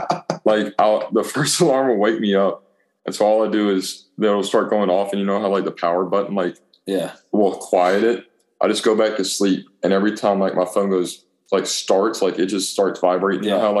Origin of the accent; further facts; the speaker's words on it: Auburn, Alabama, United States; I was born and raised in Auburn. And now I graduated from Auburn High School. And now I'm at Auburn University.